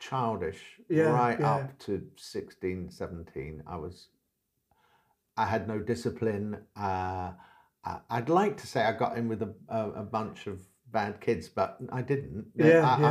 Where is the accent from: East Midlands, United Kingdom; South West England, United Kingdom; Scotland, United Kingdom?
South West England, United Kingdom; West Country, Devon; moved away as an adult; also born or lived in London; as a kid growing up in the West Country, I certainly didn't, I suppose I thought, if I did think about it, that my life would be in Devon